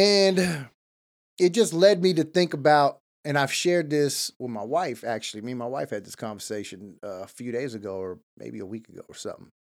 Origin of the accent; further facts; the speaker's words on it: Los Angeles, California, United States; I was born in East L